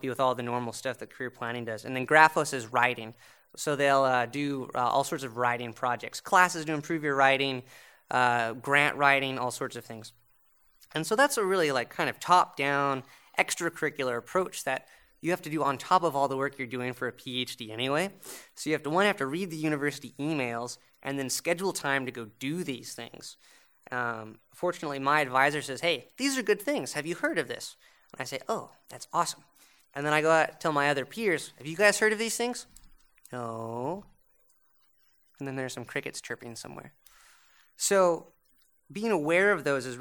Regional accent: United States; moved away as an adult; now in Montreal, Canada; being the American at McGill

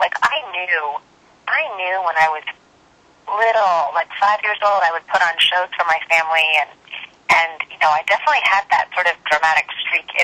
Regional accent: Florida, United States; moved away as an adult; now in New York City, United States; I was born and raised in Florida

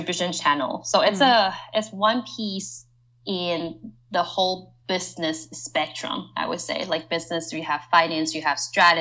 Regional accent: Taiwan; moved away as an adult; So I am from Taiwan, and I also worked for a Taiwan-based company

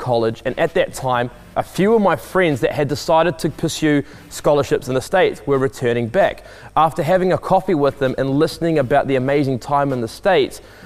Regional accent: New Plymouth, Taranaki, New Zealand; I grew up in New Plymouth, which is located on the west coast of the North Island in New Zealand

